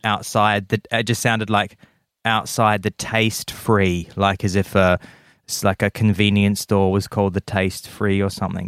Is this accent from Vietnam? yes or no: no; Adelaide, South Australia, Australia; moved away; my hometown of Adelaide